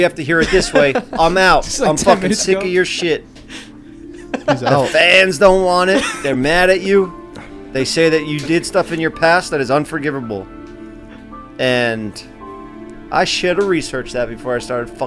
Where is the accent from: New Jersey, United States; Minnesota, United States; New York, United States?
New York, United States; New York City; When I was a little kid growing up in Staten Island